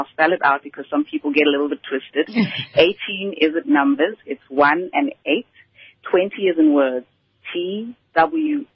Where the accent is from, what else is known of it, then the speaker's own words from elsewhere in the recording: Vosloorus, Gauteng, South Africa; I grew up in Vosloorus